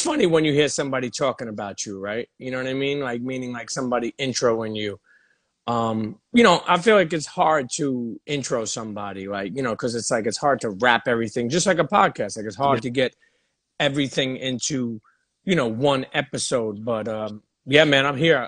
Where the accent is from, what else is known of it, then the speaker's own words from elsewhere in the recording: New York City, New York, United States; also born or lived in Bensonhurst, Brooklyn; growing up in Coney Island